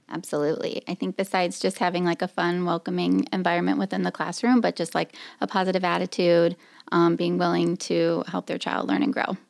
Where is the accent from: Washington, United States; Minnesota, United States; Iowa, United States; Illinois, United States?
Iowa, United States; Marshalltown; I'm from Marshalltown, Iowa